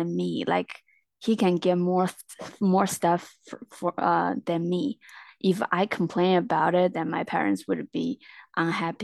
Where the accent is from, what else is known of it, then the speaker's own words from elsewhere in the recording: Jiangxi, China; I'm from a small town in Jiangxi Province in China.